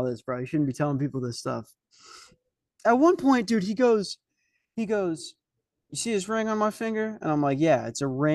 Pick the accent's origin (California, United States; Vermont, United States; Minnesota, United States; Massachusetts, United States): Minnesota, United States; Lakeville; I'm from Lakeville, Minnesota